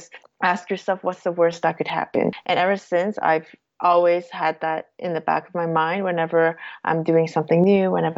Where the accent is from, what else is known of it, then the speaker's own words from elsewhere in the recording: Toronto, Ontario, Canada; moved away as an adult; now in Switzerland; my family is Cantonese, but I was born and raised in Toronto